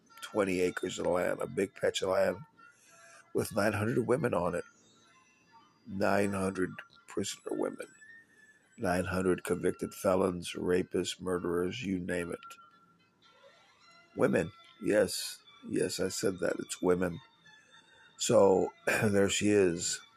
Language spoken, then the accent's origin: English; San Antonio, Texas, United States; my hometown of San Antonio, Texas